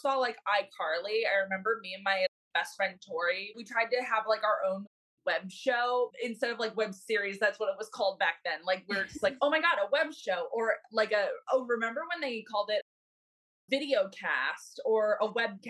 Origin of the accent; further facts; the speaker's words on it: Milwaukee, Wisconsin, United States; I am originally from Milwaukee, Wisconsin